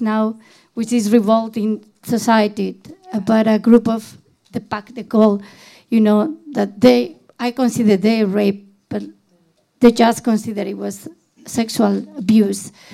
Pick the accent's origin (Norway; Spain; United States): Spain; moved away; my home country is Spain